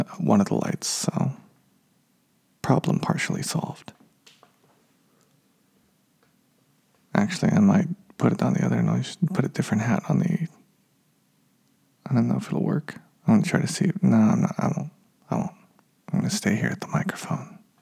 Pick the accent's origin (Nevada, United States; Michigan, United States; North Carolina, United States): Nevada, United States; Reno; moved away as an adult; my hometown of Reno, Nevada